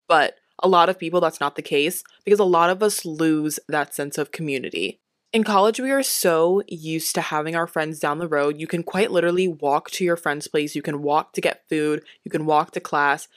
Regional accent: Delaware, United States; I'm from Delaware too.

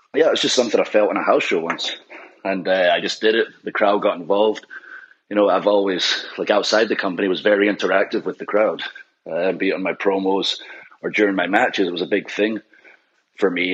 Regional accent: Scotland, United Kingdom; with ICW in Scotland being Scottish

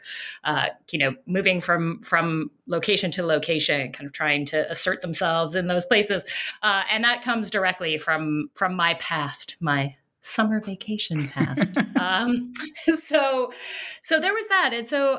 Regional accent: Denver, Colorado, United States; You know, I grew up in Colorado in the suburbs of Denver, so out on the plains.

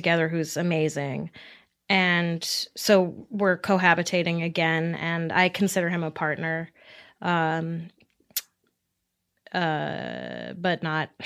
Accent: New York, United States; I grew up in New York

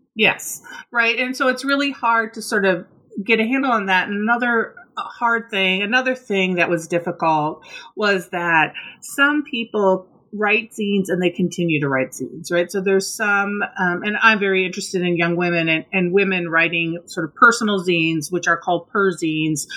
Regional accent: Minnesota, United States; moved away; I grew up in Minnesota, I was really involved in sort of this Minnesota punk scene

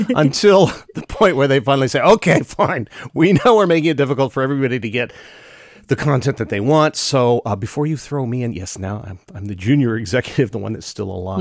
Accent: Bay Area, California, United States; I grew up in the Bay Area. I knew people when I was a kid who worked at H P

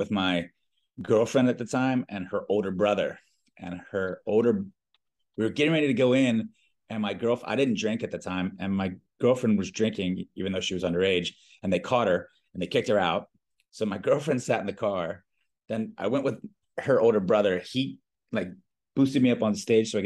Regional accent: Reston, Virginia, United States; moved away as an adult; also born or lived in Richmond, Virginia; now in Costa Rica; I grew up in a really small town in Northern Virginia. Actually, all of … grew up in the same town, a place called Reston.

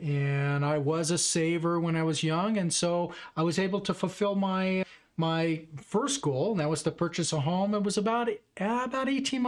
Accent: Los Angeles, California, United States; moved away as an adult; also born or lived in New York; now in Reno, United States; I could say that I'm from the West Coast. I grew up in the Los Angeles area and attended college down in Southern California as well.

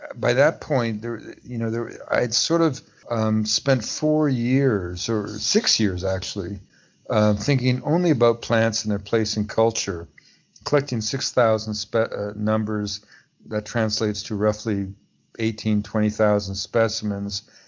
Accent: Montreal, Quebec, Canada; first language English; also born or lived in Pacific Northwest / Washington, D.C.; now in Vancouver, Canada; I grew up as a Canadian, an Anglophone, uh, living in a, su- a suburb of Montreal

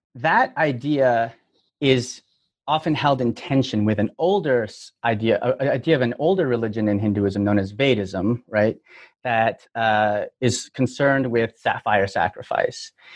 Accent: Toronto, Ontario, Canada; moved away as an adult; now in United States; I'm from Toronto, but uh, I've been in the U.S. since 2005

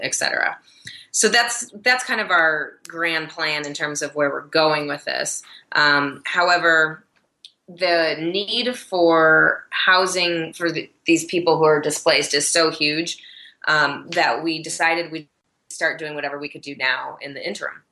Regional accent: Michigan, United States; moved away as an adult; now in Denver, United States; I'm originally from Michigan

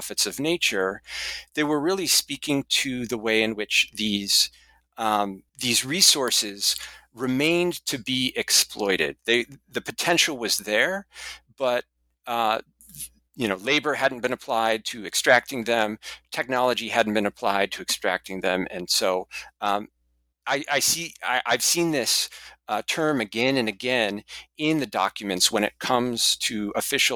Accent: Seattle, Washington, United States; my hometown at the University of Washington

